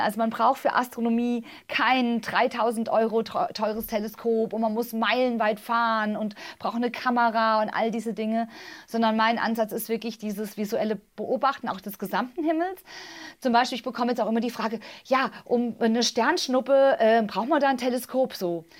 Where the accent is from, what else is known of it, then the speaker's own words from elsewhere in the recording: Tann, Hesse, Germany; Ich bin ja im Zonenrandgebiet aufgewachsen, in Tannen der Rhön